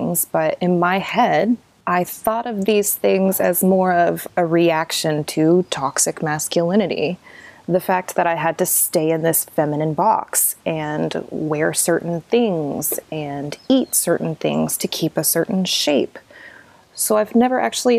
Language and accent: English; Southern Oklahoma, United States; growing up in Southern Oklahoma, in Southern Baptist churches